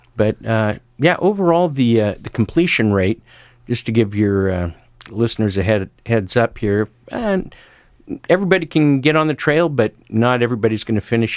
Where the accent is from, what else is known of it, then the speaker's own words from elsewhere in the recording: Sisters, Oregon, United States; my hometown of Sisters, Oregon